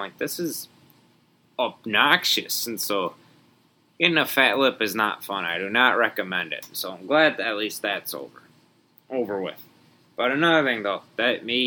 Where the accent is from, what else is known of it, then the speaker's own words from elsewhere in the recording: Wisconsin, United States; my home state